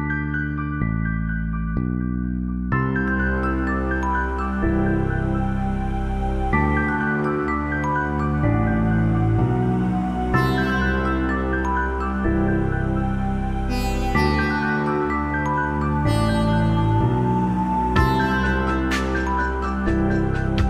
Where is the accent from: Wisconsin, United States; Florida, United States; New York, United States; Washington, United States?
Washington, United States; Seattle; I'm from Seattle as well